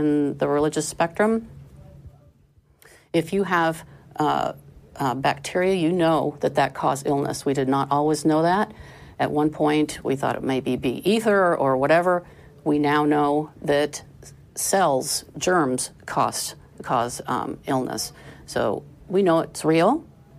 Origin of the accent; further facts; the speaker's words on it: Iowa, United States; now in Texas, United States; I was raised in Iowa, where the education system very much emphasized great science